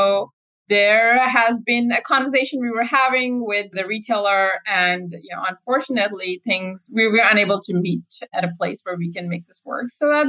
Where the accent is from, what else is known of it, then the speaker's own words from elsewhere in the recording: Saudi Arabia; moved away; also born or lived in Pakistan; So I actually grew up in Saudi Arabia. I spent my early life there, after which I moved to Pakista